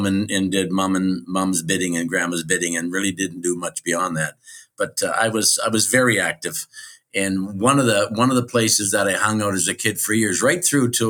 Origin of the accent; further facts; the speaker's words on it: Chatham, Ontario, Canada; moved away as an adult; also born or lived in Mexico / Arizona / Port Dover / Hamilton; I was born in Chatham, Ontario, Canada on the 15th of November, 1943.